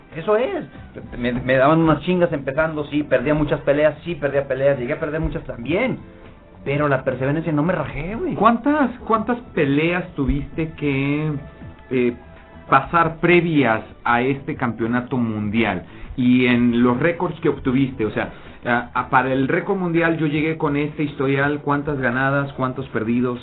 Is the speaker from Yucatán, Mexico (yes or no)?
no; Gómez Palacio, Durango, Mexico; Ahí es donde yo crecí, ahí es donde yo nací y ahí es donde yo me formé como, como boxeador.